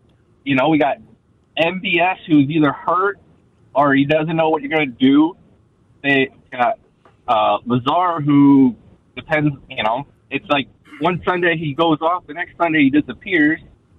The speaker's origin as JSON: {"language": "English", "town": "St. Louis", "region": "Missouri", "country": "United States", "tie": "born or raised there", "moved": "yes", "lives_now": "Gilberts, United States", "said": "I grew up in St. Louis, so moving up here is not very fun for me."}